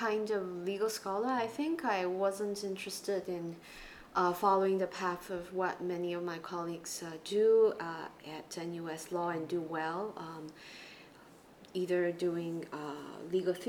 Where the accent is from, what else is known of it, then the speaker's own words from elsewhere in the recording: East Malaysia, Malaysia; moved away as an adult; also born or lived in United States; now in Singapore; I grew up in Malaysia, and I went through the public school system in the Chinese language stream in East Malaysia